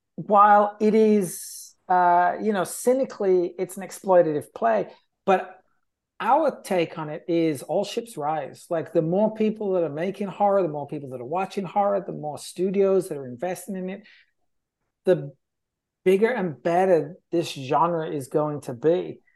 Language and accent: English; England, United Kingdom; now in Los Angeles, United States; being English